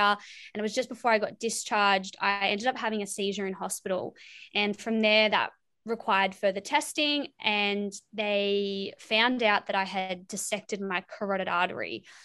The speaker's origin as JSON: {"language": "English", "town": "Wollongong", "region": "New South Wales", "country": "Australia", "said": "I'm from Wollongong, New South Wales"}